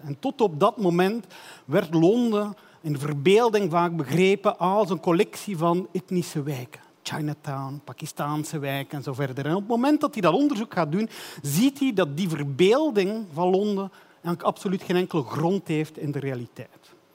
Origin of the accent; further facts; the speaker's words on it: Belgium; Ik ben een Belg.